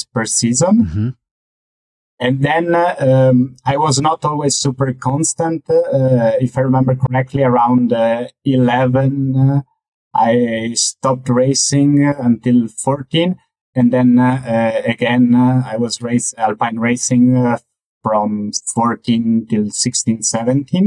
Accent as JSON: {"language": "English", "town": "Venice", "region": "Veneto", "country": "Italy", "tie": "born or raised there", "moved": "yes", "lives_now": "Zurich, Switzerland", "said": "I grew up in Mestre, which is just on the mainland of Venice."}